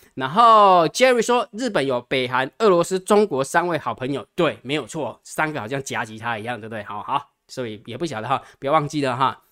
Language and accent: Chinese; Taiwan; 我们台湾人